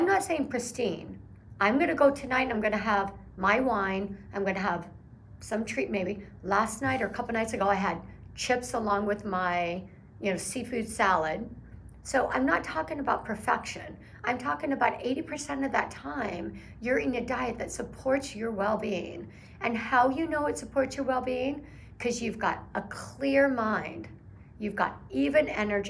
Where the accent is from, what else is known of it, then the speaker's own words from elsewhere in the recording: Oregon, United States; I'm from Oregon